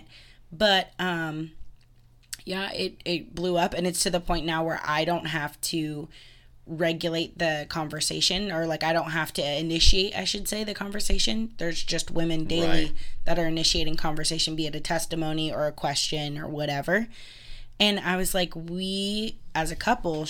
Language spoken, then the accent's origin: English; Florida, United States; I was raised alongside the beach in Florida